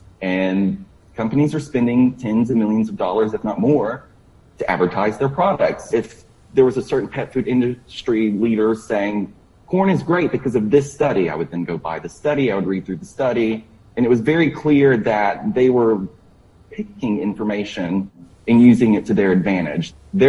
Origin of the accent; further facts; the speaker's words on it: Florida, United States; I grew up in Florida, so I grew up with dogs, but they were outside dogs.